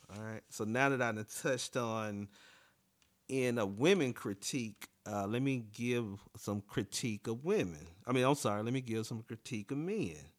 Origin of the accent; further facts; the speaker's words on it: near Montgomery, Alabama, United States; now in Washington, D.C., United States; the closest airport to my hometown is Montgomery, Alabama